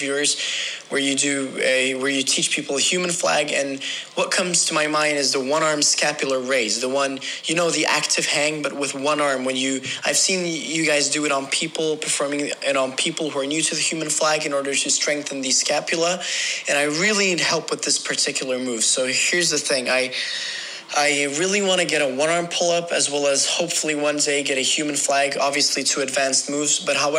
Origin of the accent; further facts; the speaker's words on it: Sweden; I'm from Sweden